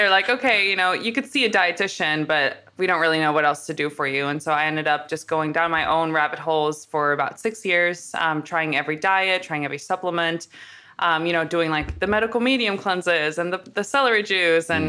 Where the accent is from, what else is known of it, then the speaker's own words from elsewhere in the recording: Amsterdam, North Holland, Netherlands; Yeah, so I'm originally from from Amsterdam, so I get a lot of the oh you don't have an accent, but I like to kind of go with it at first because now you'll pick up on it.